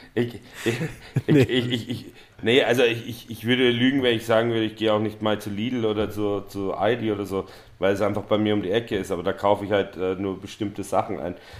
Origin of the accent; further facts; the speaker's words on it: Vienna, Austria; now in Berlin, Germany; ich, bin aus Wien